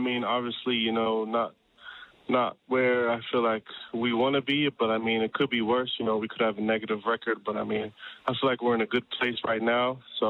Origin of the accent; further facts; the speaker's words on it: Sydney, New South Wales, Australia; also born or lived in Townsville, Queensland; I might have to say Sydney. I don't really remember too much when I was born in Townsville, so I'm going to have to say Sydney.